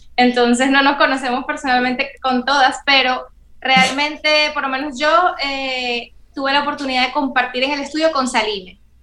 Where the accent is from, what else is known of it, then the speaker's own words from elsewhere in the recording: Venezuela; moved away as an adult; now in Dominican Republic; mi tierra Venezuela